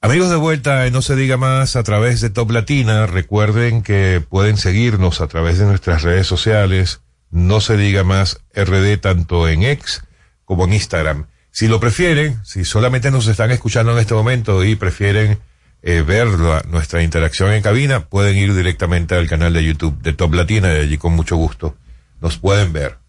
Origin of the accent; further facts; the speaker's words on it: Venezuela; moved away as an adult; now in Dominican Republic; me gradué en mi país, en Venezuela